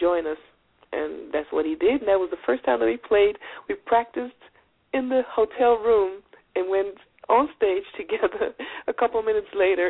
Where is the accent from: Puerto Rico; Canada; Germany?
Germany; also born or lived in Iran; I was born in Persia. I grew up in Germany, though.